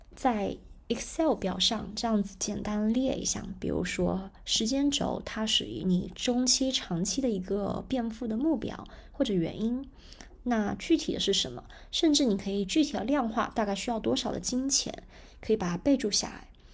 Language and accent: Chinese; China; 那我觉得这一点我们中国人的习惯，理财习惯还是比较好的